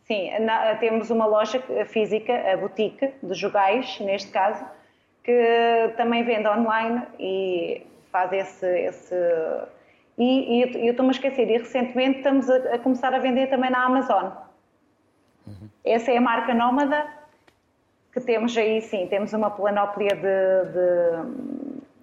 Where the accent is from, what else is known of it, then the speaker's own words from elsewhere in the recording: Arganil, Centro, Portugal; moved away as an adult; also born or lived in Coimbra / Lisbon / Seixal; Eu sou natural de Arganil, eh, estudei em Coimbra